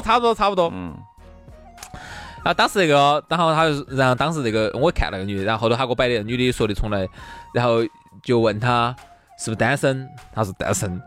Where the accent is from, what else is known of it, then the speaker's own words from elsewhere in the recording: Chengdu, Sichuan, China; 我们成都人都晓得的哈